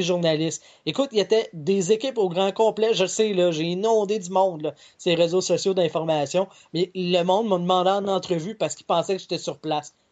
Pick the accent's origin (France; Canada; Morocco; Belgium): Canada; Quebec; on est des Américains qui parlent français